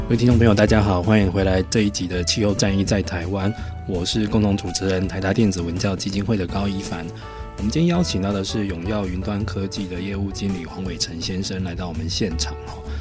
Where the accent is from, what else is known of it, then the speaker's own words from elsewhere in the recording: Taiwan; 我们台湾人